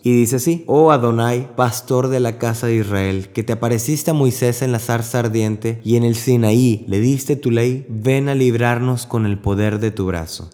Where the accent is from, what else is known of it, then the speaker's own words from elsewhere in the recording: Mexico; moved away as an adult; also born or lived in Corpus Christi, Texas; Yo soy mexicano y trabajo en Corpus Christi